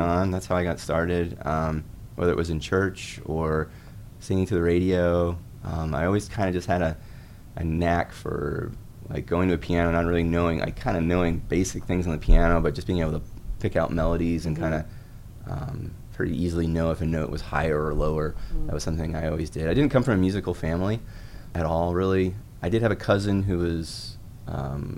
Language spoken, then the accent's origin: English; Southeast Alaska, United States; also born or lived in Connecticut; now in Mississippi, United States; I grew up in Southeast Alaska, which was a really exciting place to grow up as a kid